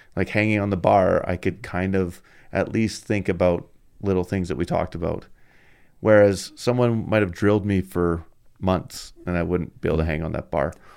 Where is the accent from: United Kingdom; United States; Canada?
Canada; I'm Canadian